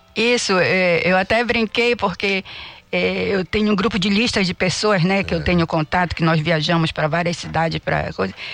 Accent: Belém, Pará, Brazil

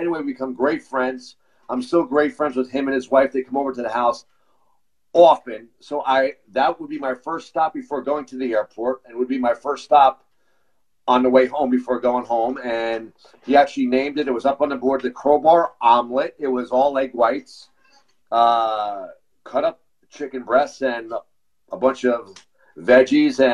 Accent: New Jersey, United States; We're both from New Jersey

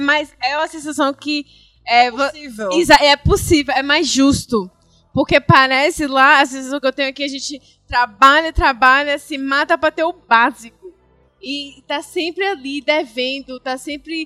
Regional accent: Northeast Region, Brazil; eu, … e …, Nordeste

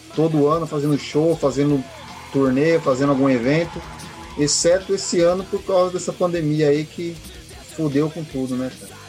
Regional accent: Guarulhos, São Paulo, Brazil; nós somos de Guarulhos

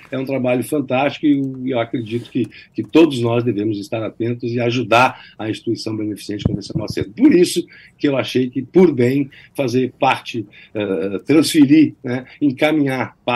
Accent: Rio Grande do Sul, Brazil; até no Rio Grande do Sul, porque a música tem uma, de onde eu sou e de onde Marcelo Ritter é, até lá a música chegou

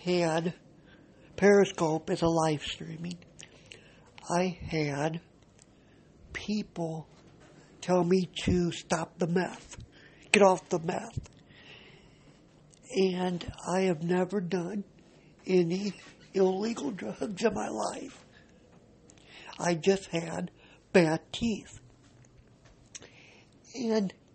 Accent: Cedar Rapids, Iowa, United States; I am from Cedar Rapids, Iowa

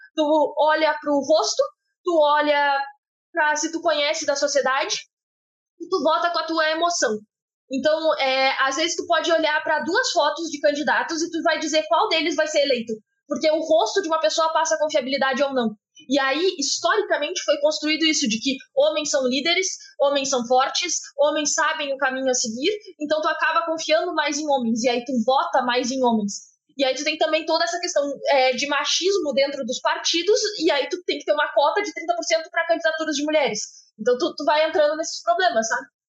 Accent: Brazil; somos brasileiros

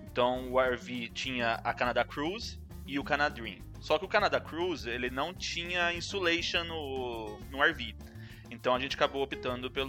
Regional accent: Brazil

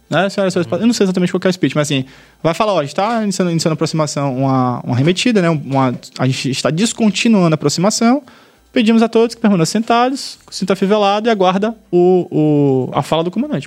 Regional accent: Salvador, Bahia, Brazil; also born or lived in Australia; Eu sou de Salvador, morei no, estudei no boa parte da minha vida

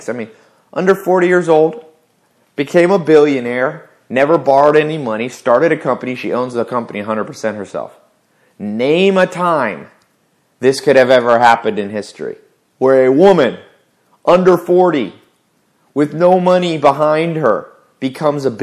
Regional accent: the South, United States; I grew up in the South

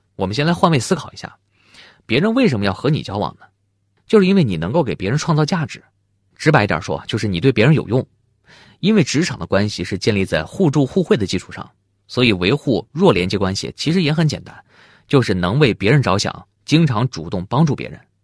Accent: China; 我们中国人常说见面三分亲

